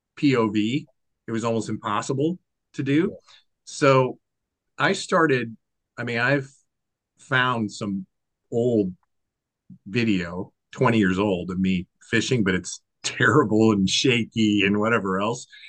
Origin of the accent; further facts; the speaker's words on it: Washington, United States; I'm born and raised in Washington State